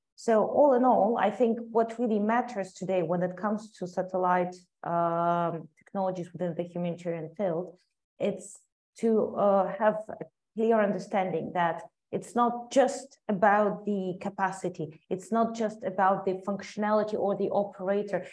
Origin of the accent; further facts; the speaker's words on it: Ukraine; I'm a proud Ukrainian and I love a lot my, my home country